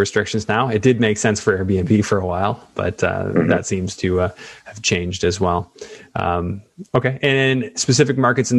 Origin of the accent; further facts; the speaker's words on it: Canada; You've got to pick a strategy if you're going to do Florida, and it's got to make sense being a Canadian.